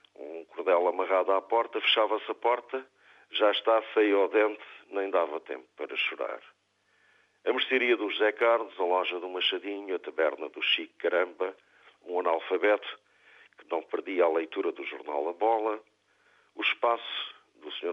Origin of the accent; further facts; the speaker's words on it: Ponta Delgada, Azores, Portugal; also born or lived in Campolide, Lisbon; now in Lisbon, Portugal; da minha terra, da minha rua do Saco, em Ponta Delgada, onde vivi e cresci